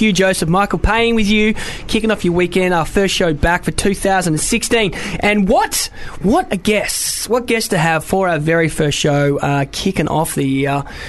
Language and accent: English; Melbourne, Victoria, Australia; moved away as an adult; now in London, United Kingdom; I don't know if you can tell from my accent, but you probably can, that I am from Australia.